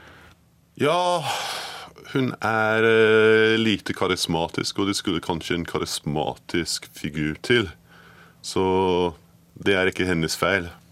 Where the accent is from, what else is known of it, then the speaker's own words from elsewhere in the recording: Edinburgh, Scotland, United Kingdom; Norwegian is a second language; moved away as an adult; also born or lived in Glasgow / London; now in Norway; Jeg er født i Glasgow, oppvokst i Edinburgh men forlot landet mitt da jeg var 18